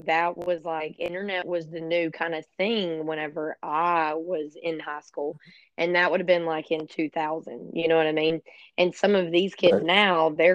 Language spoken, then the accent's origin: English; Florida, United States; I'm from Florida and I live, pretty much in the Apalachicola National Forest